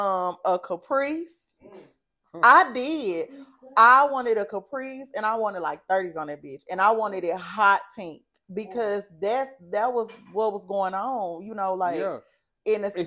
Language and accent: English; Pine Bluff, Arkansas, United States; moved away; yeah, I'm from Pine Bluff.